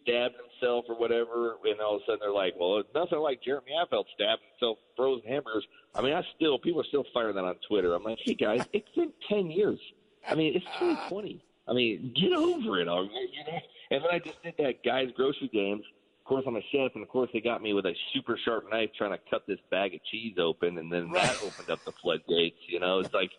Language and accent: English; San Francisco, California, United States; I've been a Giants fan since I was a little kid. I'm from San Francisco.